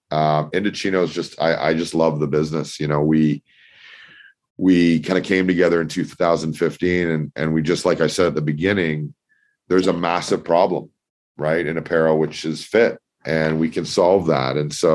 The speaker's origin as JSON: {"language": "English", "town": "Toronto", "region": "Ontario", "country": "Canada", "tie": "born or raised there", "said": "So I grew up in Toronto. I lived in Singapore and Australia for a couple of years after my university degree."}